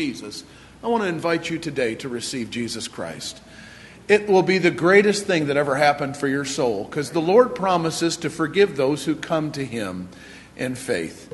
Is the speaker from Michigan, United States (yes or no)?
yes; Eastpointe, Michigan, United States; I was born and raised in Michigan, in East Detroit.